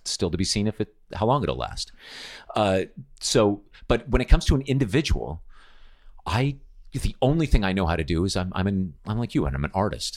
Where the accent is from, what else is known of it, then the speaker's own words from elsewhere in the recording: United States; moved away as an adult; being born American.